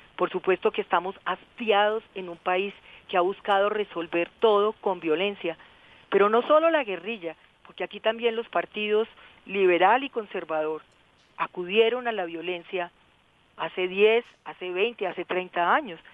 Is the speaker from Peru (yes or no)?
no; Colombia